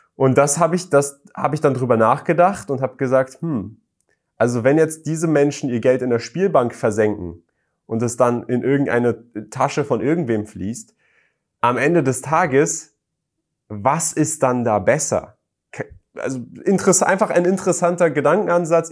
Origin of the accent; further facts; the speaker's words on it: Germany; ich komme aus Deutschland